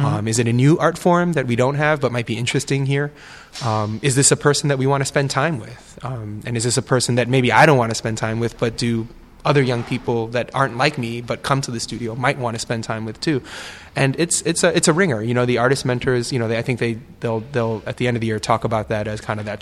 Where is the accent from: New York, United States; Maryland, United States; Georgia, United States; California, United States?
New York, United States; New York City; moved away; I'm from New York City